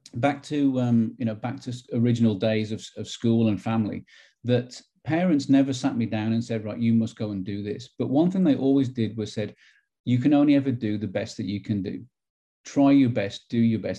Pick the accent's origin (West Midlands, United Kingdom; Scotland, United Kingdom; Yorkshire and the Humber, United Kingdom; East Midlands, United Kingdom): West Midlands, United Kingdom; Wolverhampton; moved away as an adult; now in Knoxville, United States; growing up as a kid, it was very much traditional. Um, inner city Wolverhampton